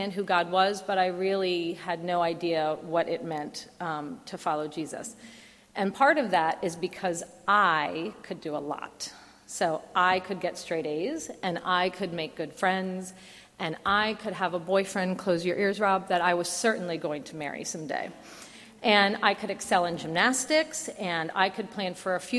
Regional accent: New Jersey, United States; moved away; I grew up in the Garden State part of New Jersey, where there does in fact exist a very rural area

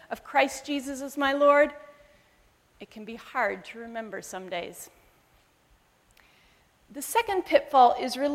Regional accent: Zambia; born there; and I was born in Zambia, where my parents were missionaries for almost 30 years.

